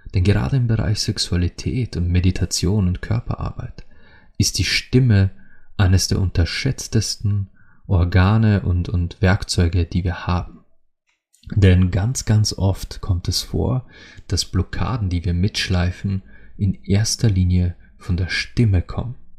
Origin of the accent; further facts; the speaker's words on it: Austria; als Österreicher